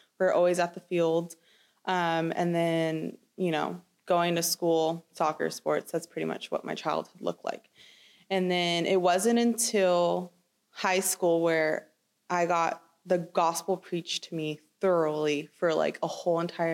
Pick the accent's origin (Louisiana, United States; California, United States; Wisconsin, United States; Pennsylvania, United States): California, United States; Chino Hills; I grew up in Chino Hills